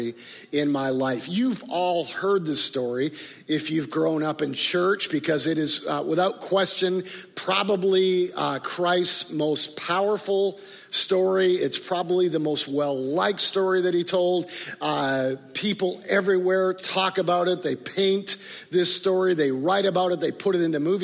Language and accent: English; Canada; also born or lived in Chicago, Illinois, United States; now in Tulsa, United States; even though I grew up in Canada, this has been home for me in Tulsa for 20 plus years over the last 25 or 30 years.